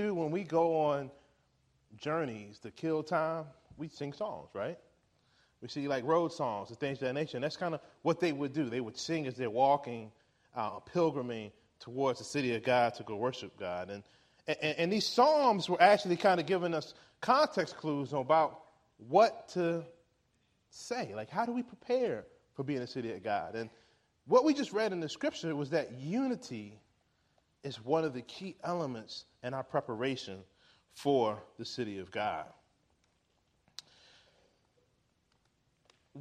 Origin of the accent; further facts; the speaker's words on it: Richmond, Virginia, United States; I'm from Richmond, Virginia. The neighborhood in which I live, this community is in, Richmond